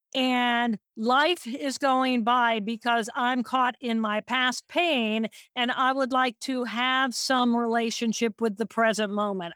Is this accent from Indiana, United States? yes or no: yes; Indiana, United States; I'm from Indiana